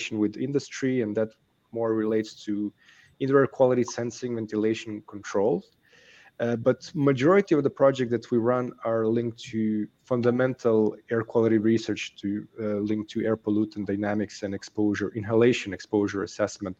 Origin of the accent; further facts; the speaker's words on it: Belgrade, Serbia; moved away as an adult; also born or lived in Singapore / Denmark / Berkeley, California; growing up in Belgrade, which is capital of Serbia